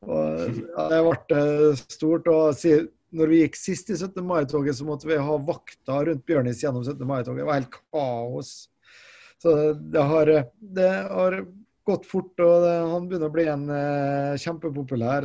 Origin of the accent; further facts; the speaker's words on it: Molde, Møre og Romsdal, Norway; moved away as an adult; now in Trondheim, Norway; jeg er jo opprinnelig fra Molde